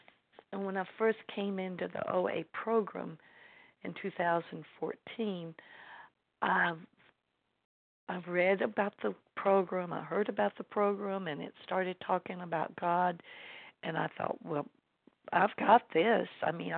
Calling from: LaGrange, Georgia, United States; I'm calling in from LaGrange, Georgia

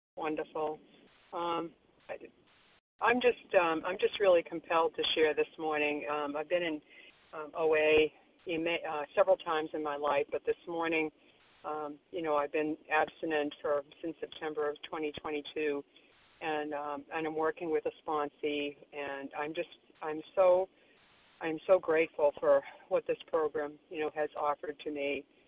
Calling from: Florida, United States; I'm calling from Florida this morning

